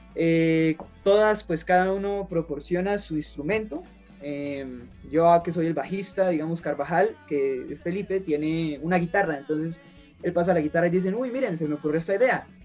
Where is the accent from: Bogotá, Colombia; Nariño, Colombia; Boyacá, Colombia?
Boyacá, Colombia; Sogamoso; nosotros somos de Colombia. Eh, nos encontramos en un departamento que es, eh, se llama Boyacá y nuestra ciudad o nuestro pueblo se llama Sogamoso